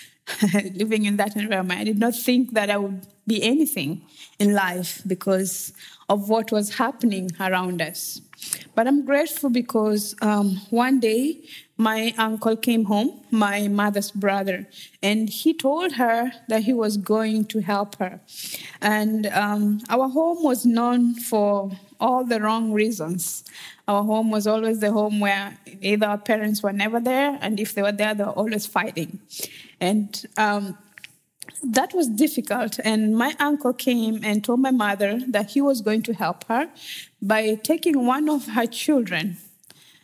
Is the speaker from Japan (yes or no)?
no; Western Kenya, Kenya; moved away; I'm originally from Kenya, and I grew up in a small village in Western Kenya